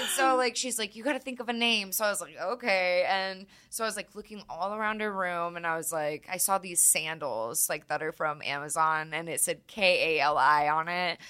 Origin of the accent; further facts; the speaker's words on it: California, United States; also born or lived in Florida; now in Colorado, United States; I'm from California, but, and then I lived in Florida for a little bit